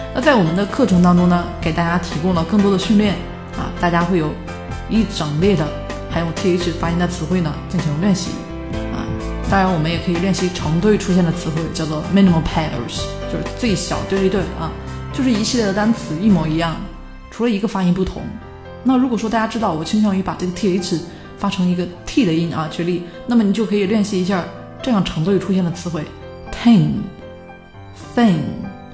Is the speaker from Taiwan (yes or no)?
no; China; 我们中国人